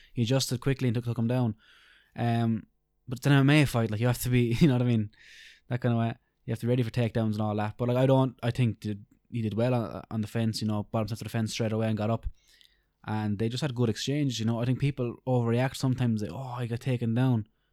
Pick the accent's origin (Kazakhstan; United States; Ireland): Ireland; we're Irish